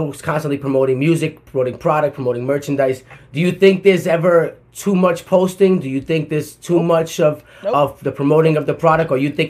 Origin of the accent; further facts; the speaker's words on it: Providence, Rhode Island, United States; moved away as an adult; also born or lived in Atlanta, Georgia; I'm from Providence, Rhode Island, the smallest state in the country. I packed all my shit in 2010, moved to Atlanta, Georgia with no plan